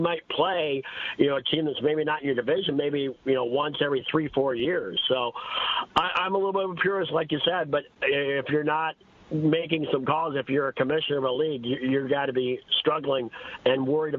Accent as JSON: {"language": "English", "region": "Ohio", "country": "United States", "tie": "born or raised there", "moved": "yes", "lives_now": "Minnesota, United States", "said": "I'm in Big Ten country. I was born in Ohio. I live in Minnesota."}